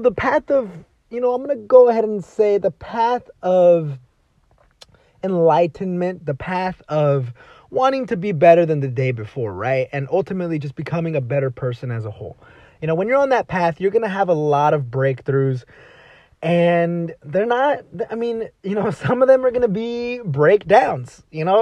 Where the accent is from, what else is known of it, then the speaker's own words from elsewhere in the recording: Dallas, Texas, United States; moved away as an adult; also born or lived in Los Angeles, California; now in California, United States; I was born and raised in Dallas, Texas